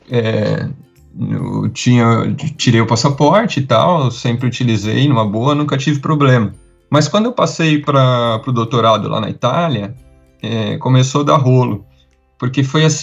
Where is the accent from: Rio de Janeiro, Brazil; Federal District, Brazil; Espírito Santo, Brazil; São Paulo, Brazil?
São Paulo, Brazil; interior of; also born or lived in Italy; eu sou do interior de São Paulo